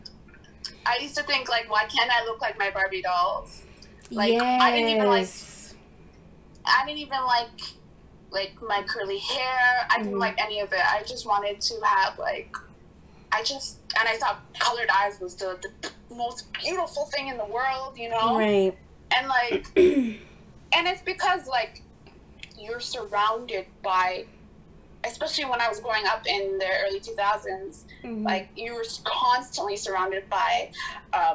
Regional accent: Canada; I grew up here in Canada

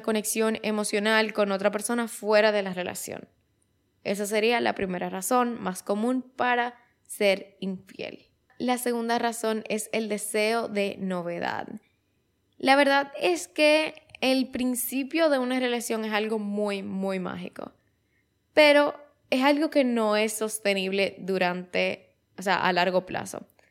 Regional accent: Dominican Republic; aquí en mi país, en República Dominicana

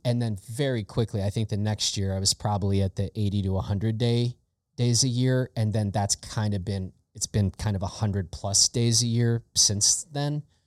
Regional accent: Chicago, Illinois, United States; I grew up in Chicago, in the Chicago area

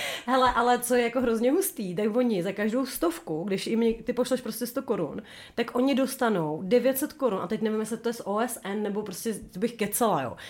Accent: Bohemia, Czechia; my jsme skromné dívky z Čech

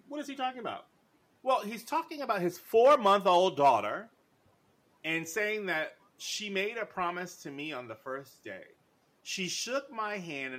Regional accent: New York, United States; I'm from New York

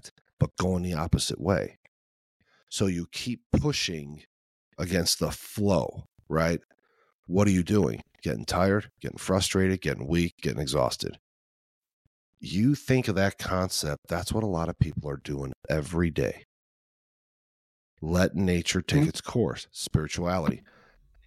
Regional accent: Chicago, Illinois, United States; now in Midwest, United States; I'm from Chicago

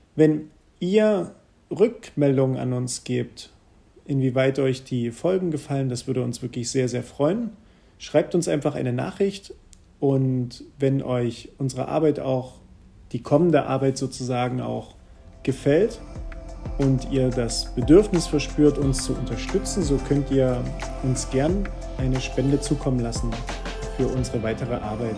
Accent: Bautzen, Saxony, Germany; komme aus der wunderschönen Stadt Bautzen-Budeschin und lebe hier seit vielen, vielen Jahren

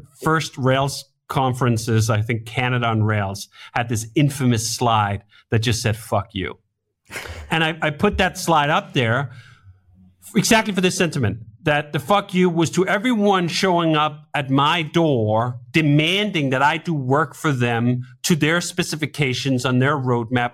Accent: Denmark; moved away as an adult; now in United States; I'm originally from Denmark. I grew up in Denmark. I didn't move until I was twenty-five.

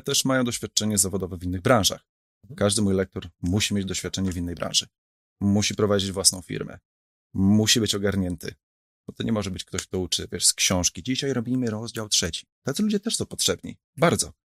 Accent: Warsaw, Masovian Voivodeship, Poland; ja jestem z Warszawy, tak? My tata z Białegostoku, tak? Ja jestem stąd

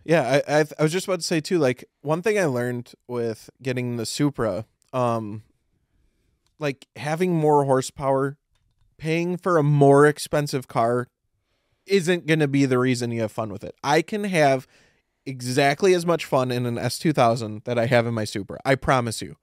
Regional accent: Midwest, United States; we're all from the Midwest

